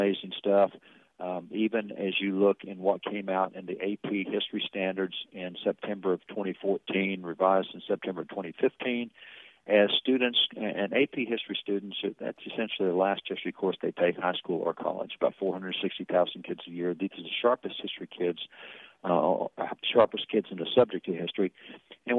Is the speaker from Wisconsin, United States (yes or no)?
no; Texas, United States; I'm from Texas